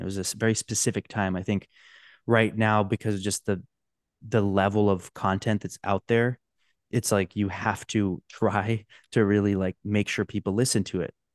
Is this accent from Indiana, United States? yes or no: no; Orange County, California, United States; I grew up in Orange County